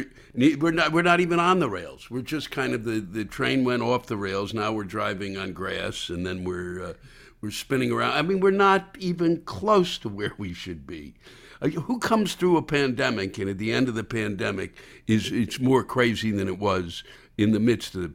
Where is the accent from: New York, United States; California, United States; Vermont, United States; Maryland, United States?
Maryland, United States; Silver Spring; moved away as an adult; also born or lived in Washington, D.C.; I was born and raised around Washington and Silver Spring, Maryland.